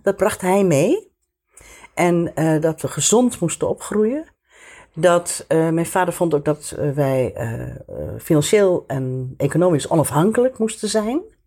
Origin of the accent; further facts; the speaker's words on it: Amsterdam, North Holland, Netherlands; moved away; ik ben opgegroeid in Amsterdam. Zo in de jaren 50. En ehm, eh, in de Diamantbuurt.